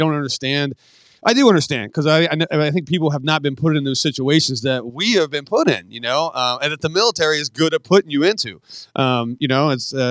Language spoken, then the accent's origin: English; West Virginia, United States; I'm from West Virginia